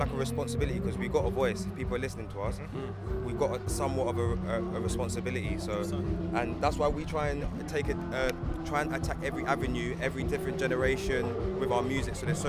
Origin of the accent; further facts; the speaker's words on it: Canterbury, South East England, United Kingdom; now in Margate, United Kingdom; I'm Canterbury, but I've just moved to Margate.